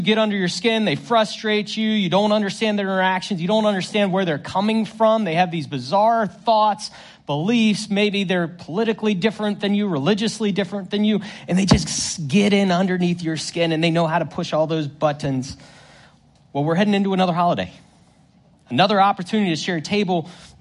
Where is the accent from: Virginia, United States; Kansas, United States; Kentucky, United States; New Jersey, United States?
Virginia, United States; Northern; I grew up in Northern Virginia